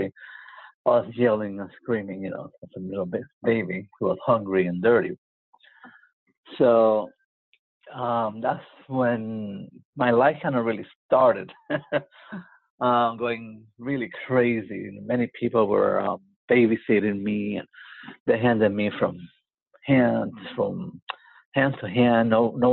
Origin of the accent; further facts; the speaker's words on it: San Juan, Puerto Rico; I was born in Puerto Rico, in Santurce, Puerto Rico